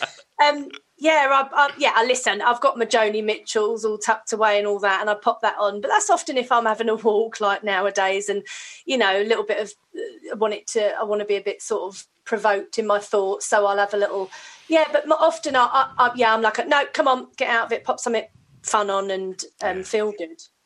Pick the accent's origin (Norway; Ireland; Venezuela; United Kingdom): United Kingdom; Hounslow, London; I grew up in Hounslow in West London.